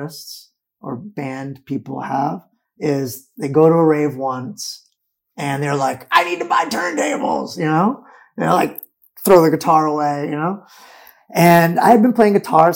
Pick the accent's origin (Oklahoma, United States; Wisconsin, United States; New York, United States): New York, United States; New York City; moved away as an adult; now in Berlin, Germany; in New York City, growing up in New York City